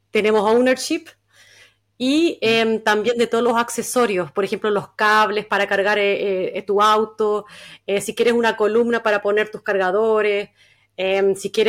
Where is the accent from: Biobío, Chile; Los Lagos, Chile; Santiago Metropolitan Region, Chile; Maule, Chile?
Biobío, Chile; Concepción; moved away as an adult; now in Stavanger, Norway; Yo soy de Concepción